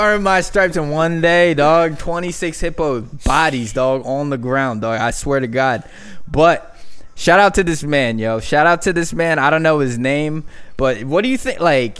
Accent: the Poconos, Pennsylvania, United States; I'm from the Poconos

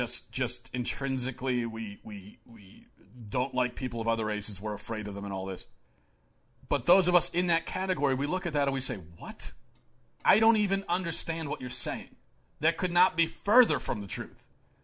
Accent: Maryland, United States; how I grew up in Baltimore County. Growing up, most of my closest friends were not white Christian.

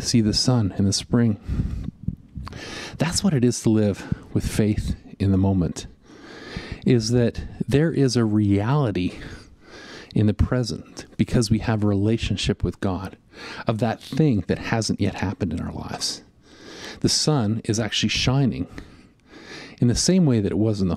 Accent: Western Canada, Canada; growing up in Western Canada

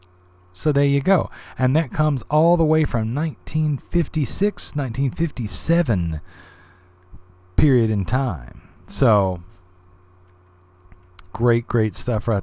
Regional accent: Alabama, United States; I'm a boy from Alabama

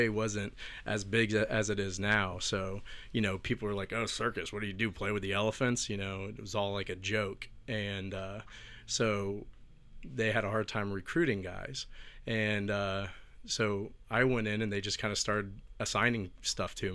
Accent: Tampa, Florida, United States; born and raised in Tampa, Florida

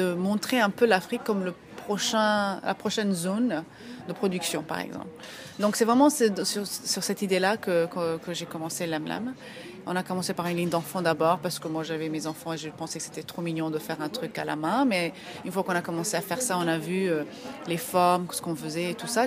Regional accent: Ethiopia; moved away; je vais tout le temps en Éthiopie, donc je suis d'Éthiopie

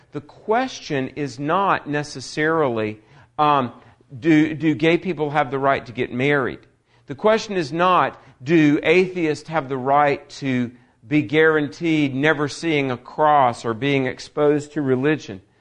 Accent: Greensboro, North Carolina, United States; my hometown of Greensboro, North Carolina

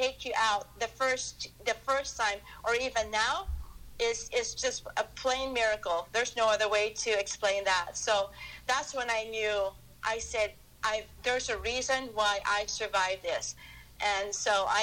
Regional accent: Philippines; moved away as an adult; now in United States; I was born and raised in the Philippines, and I came to the United States for my training

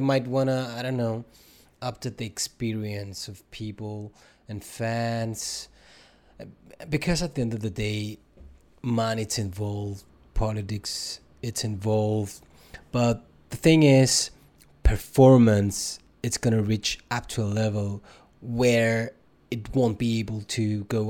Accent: Cyprus; up there in Cyprus we are driving all the time, so that means we're not experiencing our country by foot.

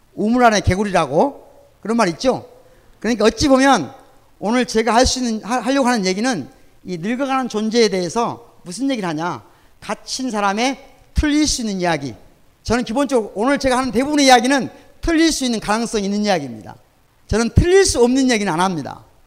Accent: Sunchang, North Jeolla, South Korea; now in Gwangju, South Korea; 내 고향이 전라북도 순창입니다.

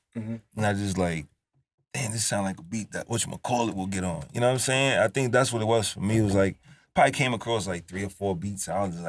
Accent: New York, United States; But I think people forget, like, I'm from New York, so I don't make just trap beats.

